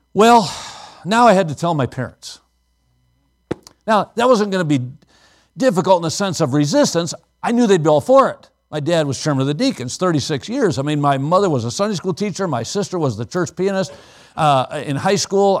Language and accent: English; Watertown, Wisconsin, United States; Maranatha was a Bible college in my hometown